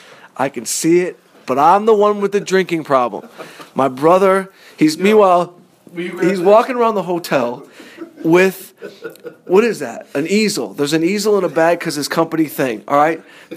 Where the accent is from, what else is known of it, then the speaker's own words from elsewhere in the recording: Las Vegas, Nevada, United States; We're in Vegas. Right. We grew up around Vegas.